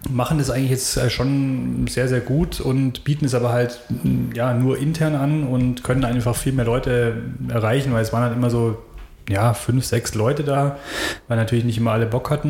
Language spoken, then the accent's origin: German; Ingolstadt, Bavaria, Germany; born there; Schon, ja. Ich bin gebürtiger Schanzer tatsächlich, ja.